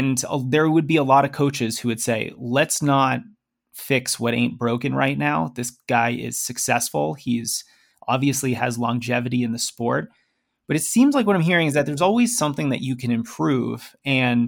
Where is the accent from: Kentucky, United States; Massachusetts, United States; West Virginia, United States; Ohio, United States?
Massachusetts, United States; Boston; I'm from Boston